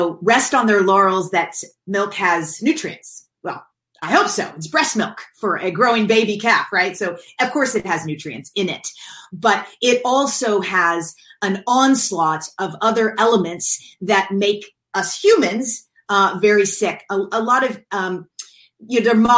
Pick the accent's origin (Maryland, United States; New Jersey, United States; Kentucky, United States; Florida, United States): Kentucky, United States; now in California, United States; I grew up in Kentucky and in the South